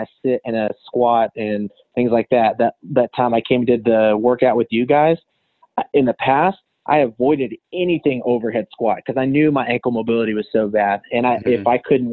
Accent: Canyon, Texas, United States; moved away as an adult; also born or lived in Dallas, Texas / Portales, New Mexico; now in Lubbock, United States; I grew up in the Canyon Emerald area

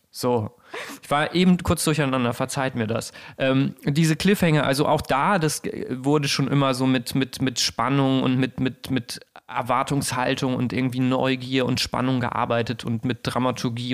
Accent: near Bergisch Gladbach, North Rhine-Westphalia, Germany; in Bergisch Gladbach ganz auch in der Nähe meiner, meiner Heimat

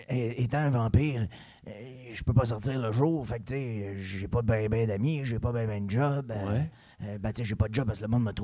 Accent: Chambly, Quebec, Canada; born there; moi, je je suis né à Chambly. Peu d'expérience de vie. J'ai 37 ans

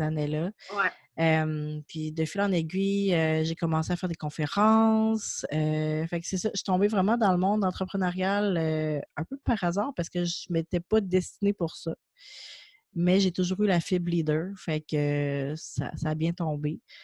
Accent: Quebec City, Quebec, Canada; moi je viens de Québec, je suis à Québec

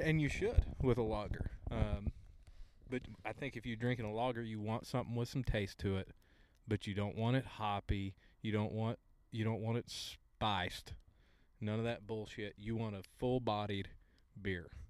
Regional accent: Oologah, Oklahoma, United States; I'm a Ooga boy.

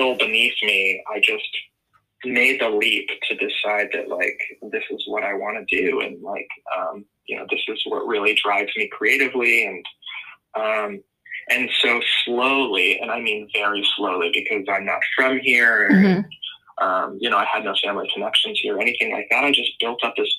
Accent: Newport, Rhode Island, United States; moved away as an adult; also born or lived in Portland, Oregon; I'm actually from Newport, Rhode Island

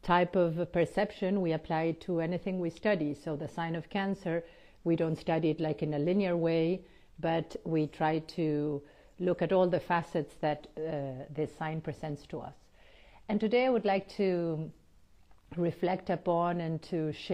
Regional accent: Argentina; moved away; also born or lived in United States / Switzerland; I was born in Argentina, but lived quite a few years, about 8 years in the United States, and then almost 9 years in Switzerland before I came back home

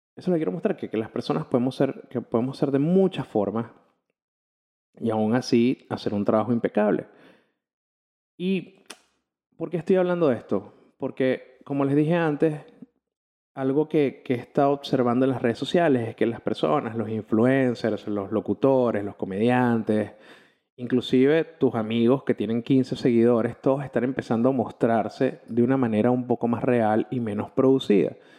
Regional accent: Caracas, Capital District, Venezuela; soy un periodista de Caracas, Venezuela

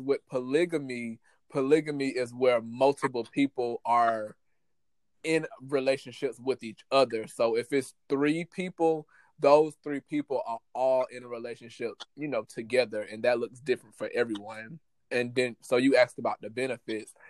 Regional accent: United States; people growing up in America

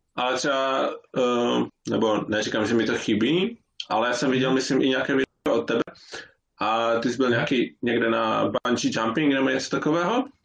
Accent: Ostrava, Moravian-Silesian Region, Czechia; now in Norway; jsem z Ostravy

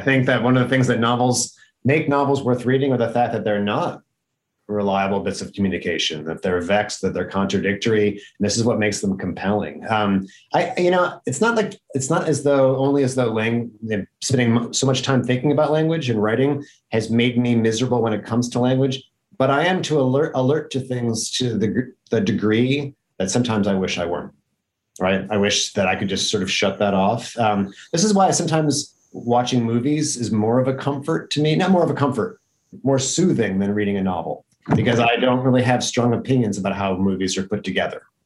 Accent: upstate New York, United States; I wrote about my hometown

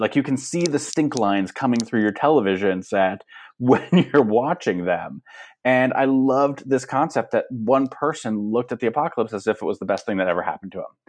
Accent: Los Angeles, California, United States; born or raised there

